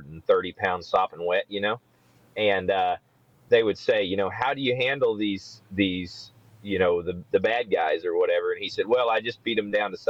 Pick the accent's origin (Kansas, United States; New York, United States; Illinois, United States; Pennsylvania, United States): Kansas, United States; I grew up in Kansas